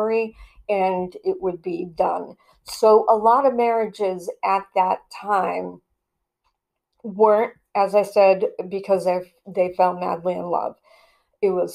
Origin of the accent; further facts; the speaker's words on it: New England, United States; I'm from New England